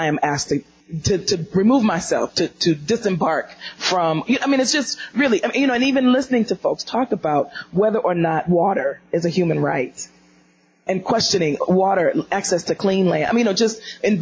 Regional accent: Detroit, Michigan, United States; I'm from Detroit

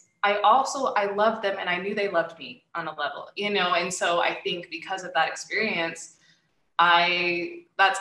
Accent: Utah, United States; moved away as an adult; also born or lived in United Kingdom; now in Seattle, United States; I was born and raised in Utah

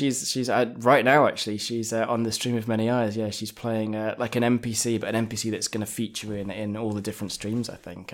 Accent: London, United Kingdom; also born or lived in Japan; now in Manchester, United Kingdom; So, I, I, I'm from England. Uh, I was born in London.

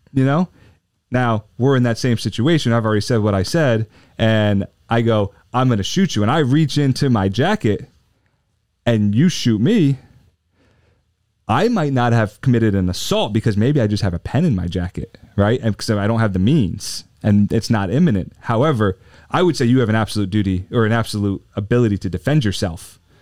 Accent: New Jersey, United States; I grew up in South Jersey, about ten minutes outside of Philly

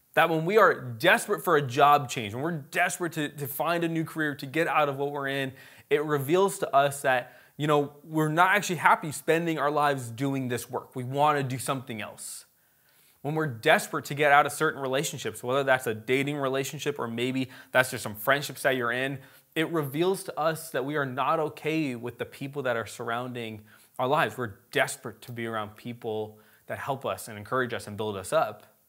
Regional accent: United States; we're American, like, we don't speak Hebrew

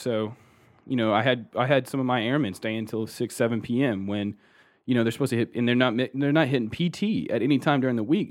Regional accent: Austin, Texas, United States; also born or lived in Colorado Springs, Colorado / Houston, Texas; actually born and raised in Austin, Texas. So, uh, Texas boy, tried and true

